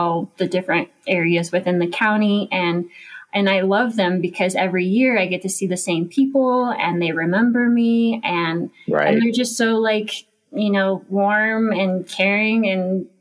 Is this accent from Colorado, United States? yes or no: yes; Golden, Colorado, United States; moved away as an adult; also born or lived in Santa Cruz, California / Europe; now in Mammoth Lakes, United States; I'm from Golden, Colorado. Born and raised there